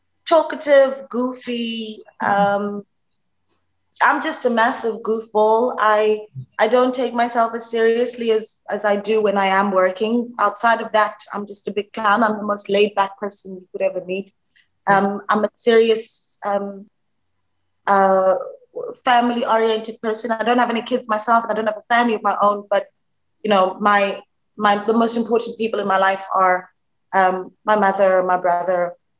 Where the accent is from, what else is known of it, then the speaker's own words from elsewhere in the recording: Alexandra, Gauteng, South Africa; I'm from Alexandra. That's where I was born. I've been working since I was 15 years old